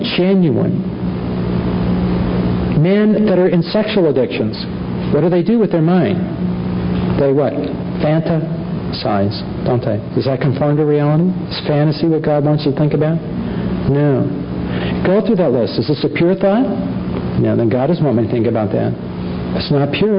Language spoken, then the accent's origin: English; Los Angeles, California, United States; I grew up in Los Angeles